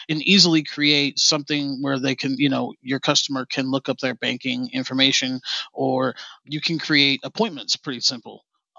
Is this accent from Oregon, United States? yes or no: no; Grand Junction, Colorado, United States; I'm from Grand Junction, Colorado